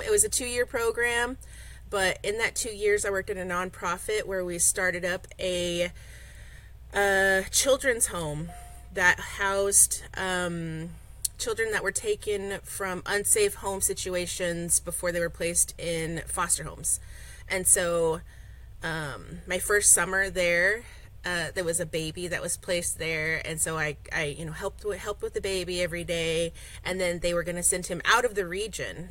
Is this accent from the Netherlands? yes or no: no; Oklahoma, United States; moved away as an adult; now in Nome, United States; I grew up in Oklahoma, born and raised.